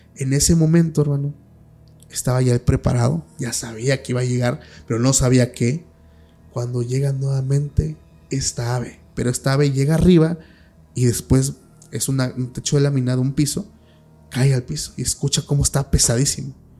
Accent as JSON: {"language": "Spanish", "region": "Oaxaca", "country": "Mexico", "said": "yo soy de Oaxaca"}